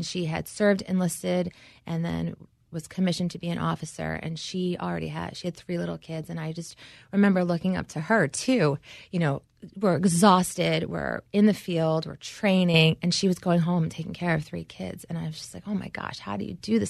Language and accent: English; New York, United States; moved away; I grew up here in New York